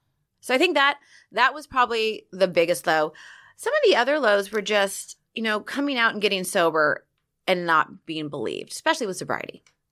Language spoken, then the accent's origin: English; Laguna Beach, California, United States; I grew up in Laguna Beach, which is a very gay-friendly town, but it was a gay men.